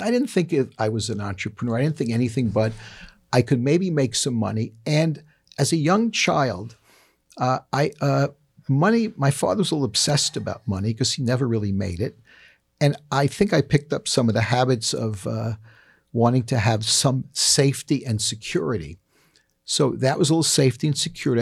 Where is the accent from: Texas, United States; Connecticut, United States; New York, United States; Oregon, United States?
New York, United States; New York City; I grew up in the Bronx